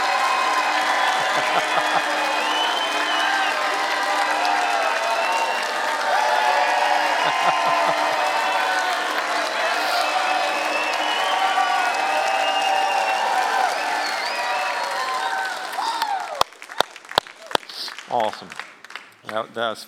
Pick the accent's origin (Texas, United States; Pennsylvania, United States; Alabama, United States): Alabama, United States; That sound like I was from Alabama right there, doesn't it? I am